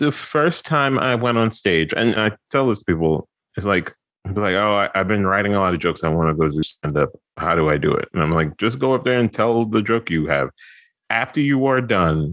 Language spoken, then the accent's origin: English; New York, United States; moved away as an adult; also born or lived in Philadelphia; I'm from Brooklyn originally.